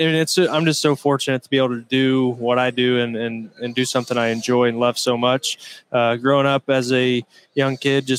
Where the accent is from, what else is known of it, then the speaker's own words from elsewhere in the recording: Indiana, United States; my home state, Indiana.